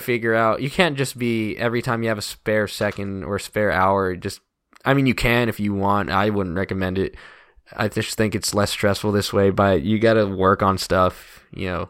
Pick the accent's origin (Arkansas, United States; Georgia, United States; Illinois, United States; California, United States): Georgia, United States; Woodstock; also born or lived in Athens, Georgia; I love Woodstock. I love, you know, my hometown